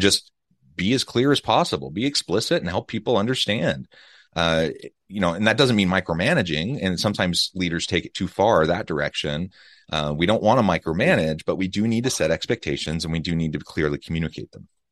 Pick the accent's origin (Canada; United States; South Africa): United States; now in Utah, United States; Kansas City, Missouri, close to my hometown